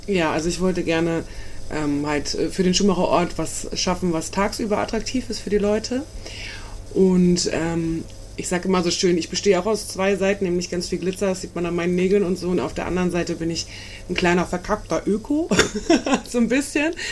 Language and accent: German; Dithmarschen, Schleswig-Holstein, Germany; ich komme ja auch aus Dithmarschen